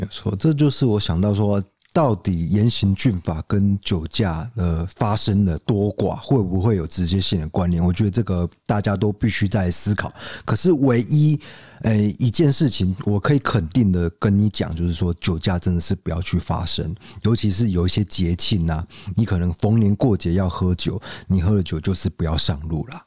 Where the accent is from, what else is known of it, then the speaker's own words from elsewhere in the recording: Kaohsiung, Taiwan; 我们高雄人